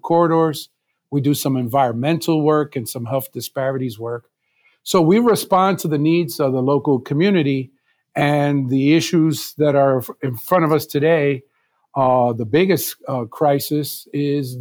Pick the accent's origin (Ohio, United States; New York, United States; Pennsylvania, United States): New York, United States; New York City; now in Philadelphia, United States; I was born and raised in New York City in what is today called Spanish Harlem